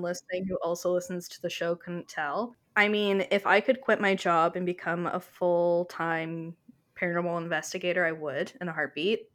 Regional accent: Canada; I am her Canadian counterpart

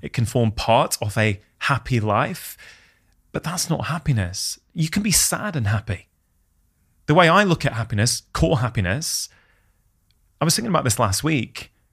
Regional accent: United Kingdom; as an Indian immigrant's child in the U K

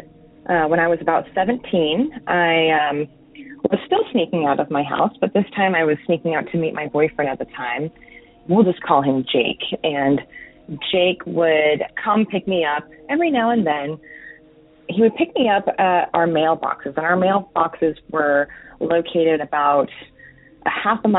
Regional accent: New Mexico, United States; moved away as an adult; now in Oregon, United States; I live in Oregon now, but I grew up in New Mexico

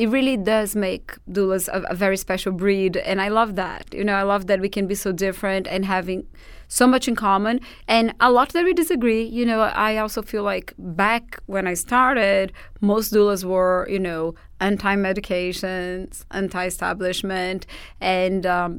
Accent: Portugal; accent: Portuguese; English is a second language; like to work with doulas or with me particularly is not necessarily because they fell in love with my Portuguese accent.

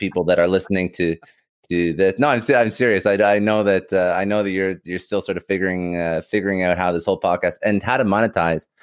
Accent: Canada; also born or lived in Toronto; I'm Canadian

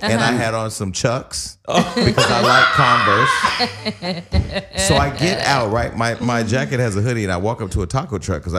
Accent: Bay Area, California, United States; moved away as an adult; now in Los Angeles, United States; I first moved to LA. I'm from the Bay Area, right?

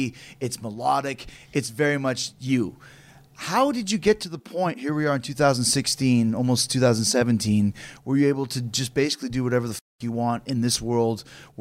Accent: Canada; we're from Canada

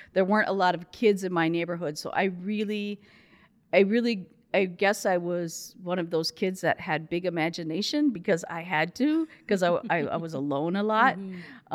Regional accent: Rochester, Minnesota, United States; moved away; also born or lived in Saudi Arabia; I was born in Rochester, Minnesota

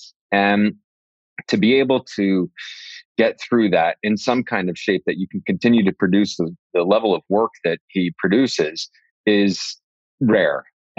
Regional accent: New York City, New York, United States; Like, to have an opportunity to work with those masters, like on Broadway in the city, in my hometown.

